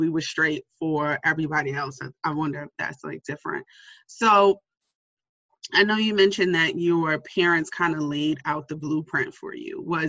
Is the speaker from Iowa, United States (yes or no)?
no; New York City, New York, United States; growing up in the Bronx